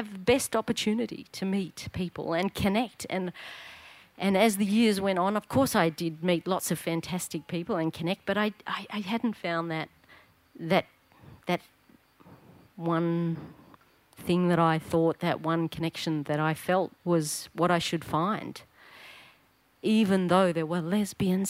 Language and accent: English; Victoria, Australia; I was just a little tacker growing up in Paran